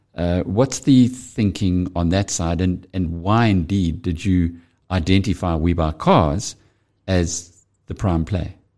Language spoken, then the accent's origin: English; KwaZulu-Natal, South Africa; I'm from KwaZulu-Natal